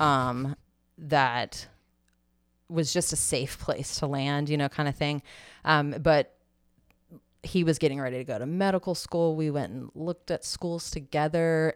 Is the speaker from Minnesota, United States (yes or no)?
no; Tallahassee, Florida, United States; we're both from Tallahassee